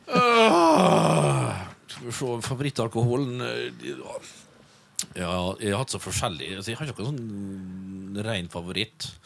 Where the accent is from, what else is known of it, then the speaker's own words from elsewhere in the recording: Vestnes, Møre og Romsdal, Norway; Vi har en kar hjemme på Vestnes